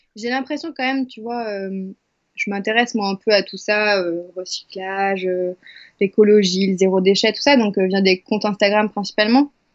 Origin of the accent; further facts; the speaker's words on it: Angers, Pays de la Loire, France; moved away; je suis à Angers, euh, ma terre natale, dans ma chambre de petite fille